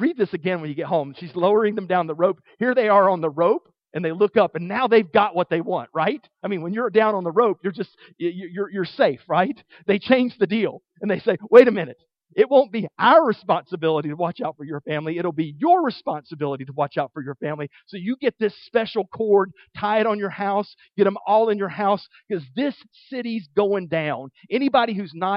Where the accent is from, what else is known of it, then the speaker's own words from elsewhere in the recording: the South, Southern United States, United States; as a Southerner